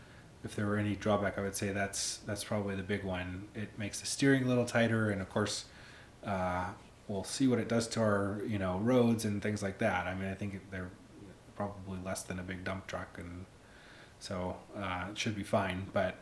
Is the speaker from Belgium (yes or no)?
no; Pittsburgh, Pennsylvania, United States; I came from Pittsburgh, and we get some winter weather, not anything near like what we have up here.